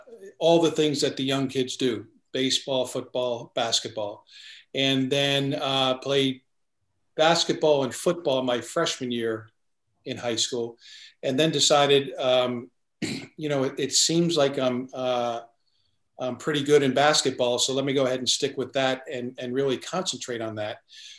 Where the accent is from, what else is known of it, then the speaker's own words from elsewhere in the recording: New Jersey, United States; I grew up in a family of 10.